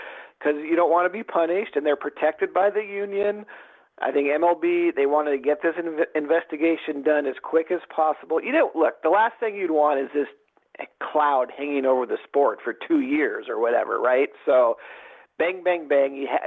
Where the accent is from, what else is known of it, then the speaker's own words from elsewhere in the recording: Seattle, Washington, United States; I'm from Seattle